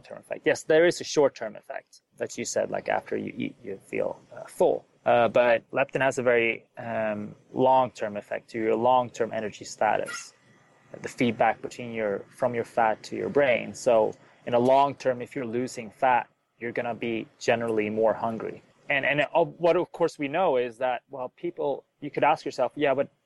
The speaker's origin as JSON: {"language": "English", "country": "Sweden", "moved": "as an adult", "lives_now": "United States", "said": "I'm originally from Sweden. I moved to the U.S. to do science"}